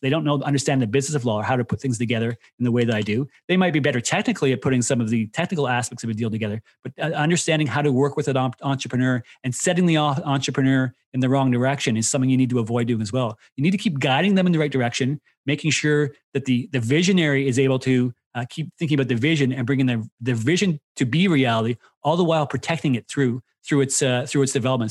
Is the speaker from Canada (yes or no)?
yes; Canada; Myself being Canadian, went to school there